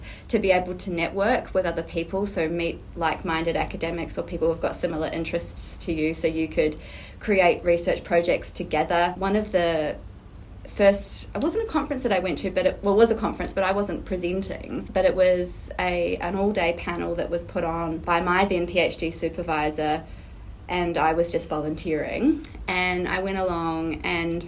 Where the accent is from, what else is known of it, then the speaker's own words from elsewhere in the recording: New Zealand; now in Australia; I'm actually originally from Aotearoa, New Zealand, but have lived in Australia for a number of years now.